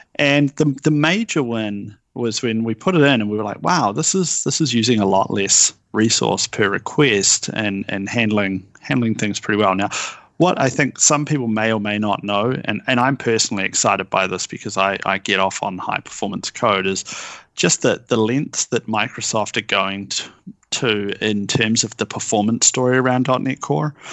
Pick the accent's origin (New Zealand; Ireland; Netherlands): New Zealand; moved away as an adult; now in Seattle, United States; I'm from New Zealand, although I hail now from Seattle